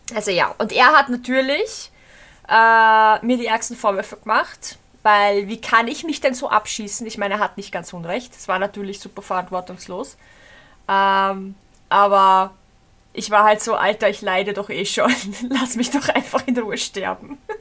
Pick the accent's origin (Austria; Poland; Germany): Austria; accent: Austrian dialect; dass ich Österreicherin bin und so einen Dialekt ja. habe